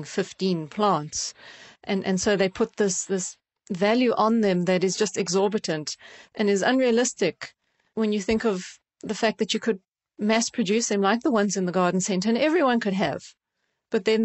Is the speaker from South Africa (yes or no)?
yes; South Africa; now in United Kingdom; growing up in South Africa and seeing the species in the wild